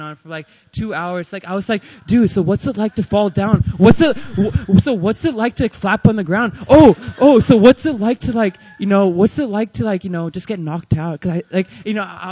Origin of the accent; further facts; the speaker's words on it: Texas, United States; moved away as an adult; now in Seoul, South Korea; I'm from Texas, like Brian.